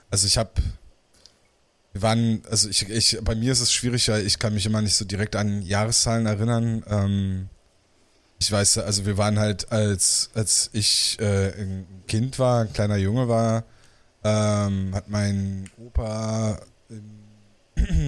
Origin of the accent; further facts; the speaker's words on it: Falkenberg, Berlin, Germany; also ich bin hinten in Falkenberg aufgewachsen. Ähm, da so die Ecke da Richtung Coca-Cola-Werk.